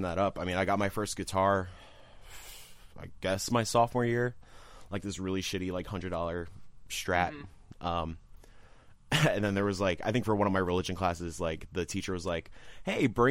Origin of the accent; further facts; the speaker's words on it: Yonkers, New York, United States; I am from good old Yonkers, New York.